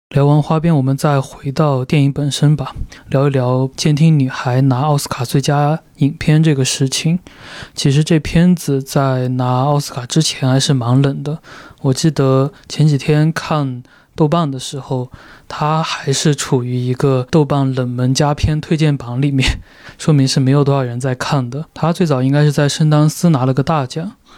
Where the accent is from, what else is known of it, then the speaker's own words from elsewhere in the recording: China; 我是一个中国人